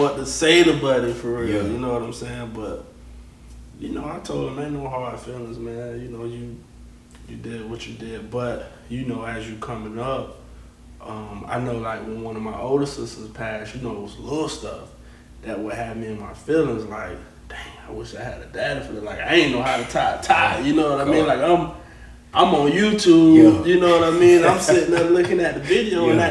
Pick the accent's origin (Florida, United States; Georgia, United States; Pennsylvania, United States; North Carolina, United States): Florida, United States; Gainesville; also born or lived in Orange Lake, Florida; I was born and raised in Gainesville